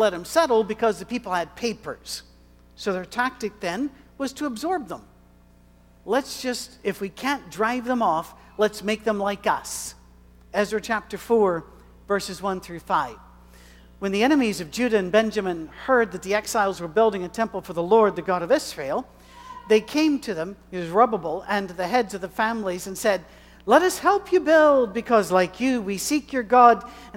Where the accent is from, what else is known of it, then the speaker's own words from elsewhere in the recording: Scotland, United Kingdom; I am a male. I am white. I am Scottish. I am old.